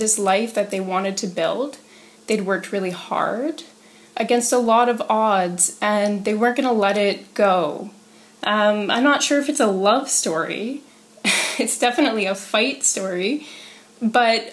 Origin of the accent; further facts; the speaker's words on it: Peterborough, Ontario, Canada; So I grew up here in Peterborough in a working class family